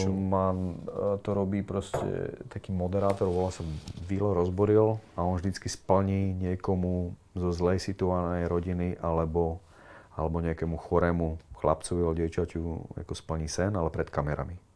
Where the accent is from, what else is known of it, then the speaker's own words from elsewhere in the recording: Piešťany, Trnava Region, Slovakia; also born or lived in Kroměříž, Czech Republic; Narodil som sa teda v Kromiríži a moja mama sa rozviedla vlastne s Čechom, s tým môjim otcom biologickým a asi rok na to, nie, asi 4 roky na to si našla Slováka, ktorý tam bol na vojne. A on bol z Piešťan. A zobrali sa, presťahovali sa do Piešťan aj so mnou